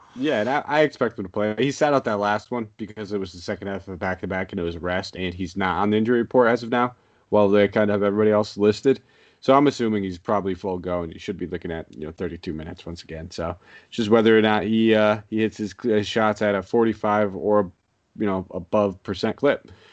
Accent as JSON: {"language": "English", "region": "Connecticut", "country": "United States", "said": "I'm from Connecticut"}